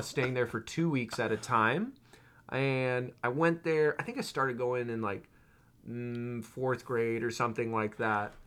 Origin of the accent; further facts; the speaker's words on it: near San Francisco, California, United States; I grew up near San Francisco, California